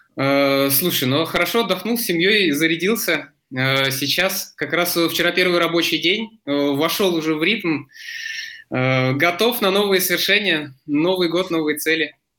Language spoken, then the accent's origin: Russian; Zelenograd, Moscow, Russia; also born or lived in Vladivostok; моя основная локация – это Зеленоград, то есть, получается, здесь я вырос и учился